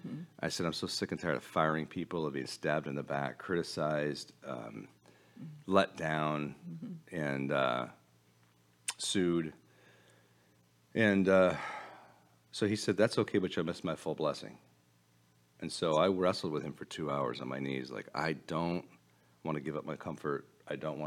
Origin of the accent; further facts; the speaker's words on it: United States; now in Colorado, United States; I'm an American